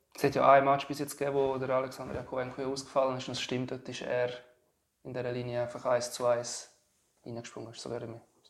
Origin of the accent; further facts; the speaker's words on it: Switzerland; bei uns in der Schweiz